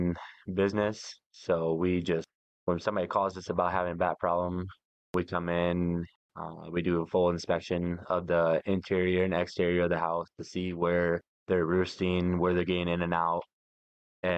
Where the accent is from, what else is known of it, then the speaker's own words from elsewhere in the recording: near Storm Lake, Iowa, United States; moved away; back by Storm Lake, by my hometown